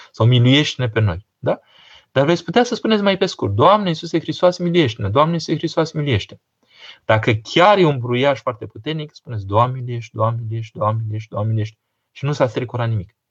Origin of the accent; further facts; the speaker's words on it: Romania; Noi românii